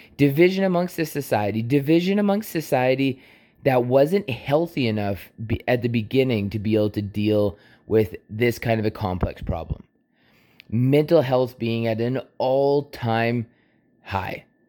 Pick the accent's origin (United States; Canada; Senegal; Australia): Canada; I was born in Canada